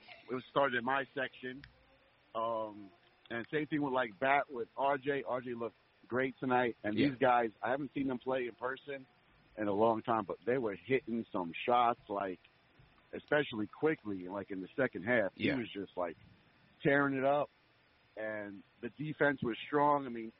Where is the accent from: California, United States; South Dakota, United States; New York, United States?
New York, United States; now in The Woodlands, United States; I'm a New Yorker.